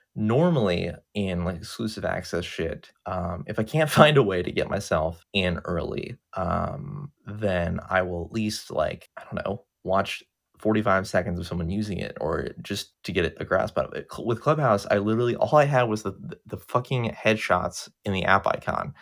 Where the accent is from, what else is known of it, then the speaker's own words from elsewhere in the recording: United States; I, I'm an American and I've never been outside the country